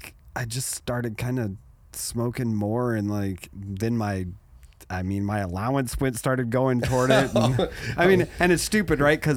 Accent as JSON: {"language": "English", "country": "Germany", "tie": "born or raised there", "said": "Well, in Germany, so let me explain. So growing up in Germany."}